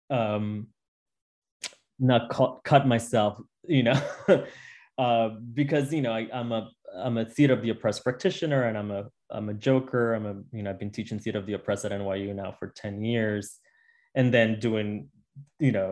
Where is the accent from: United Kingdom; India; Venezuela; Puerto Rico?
Puerto Rico; Utuado; I grew up in a small town in the middle of Puerto Rico called Utuado. Um, and uh, I grew up with my grandparents. It's a rural town in the mountains, um, big in territory, small in population.